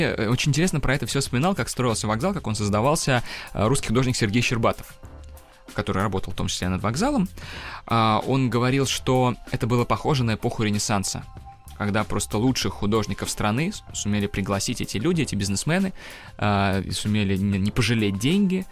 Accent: Kazan, Tatarstan, Russia; now in Moscow, Russia; я родом из Казани.

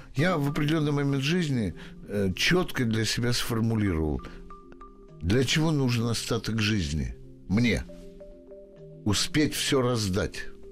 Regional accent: Moscow, Russia; Я москвич всю жизнь прожил здесь

